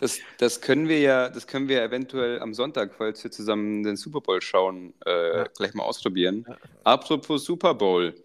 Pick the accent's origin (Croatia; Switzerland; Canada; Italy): Croatia; now in Germany; wo wir aufgewachsen sind in Kroatien